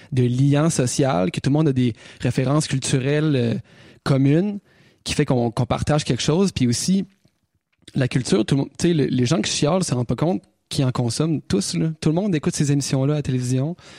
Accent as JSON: {"language": "French", "town": "Quebec City", "region": "Quebec", "country": "Canada", "said": "nous autres on vient de Québec"}